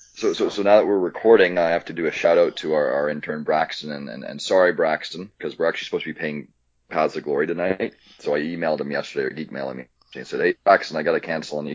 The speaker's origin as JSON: {"language": "English", "town": "Toronto", "region": "Ontario", "country": "Canada", "tie": "born or raised there", "also_born_or_lived": "Vancouver", "moved": "as an adult", "said": "I grew up in Toronto, so we've always had the Jays."}